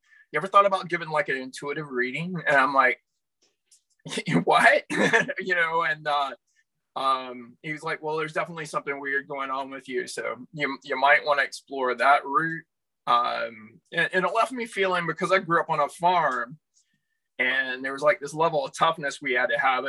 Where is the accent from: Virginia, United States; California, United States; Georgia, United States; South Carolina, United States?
South Carolina, United States; moved away as an adult; now in Canada; I grew up in the Bible Belt in South Carolina